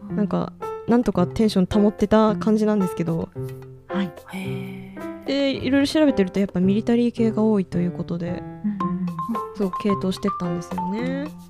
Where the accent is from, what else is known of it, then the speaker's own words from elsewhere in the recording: Hokkaido, Japan; 実家の近くにアイヌアイヌの資料館が